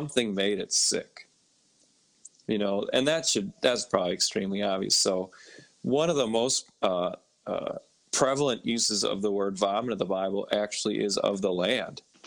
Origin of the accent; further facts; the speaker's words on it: Minnesota, United States; now in New York, United States; I'm from Minnesota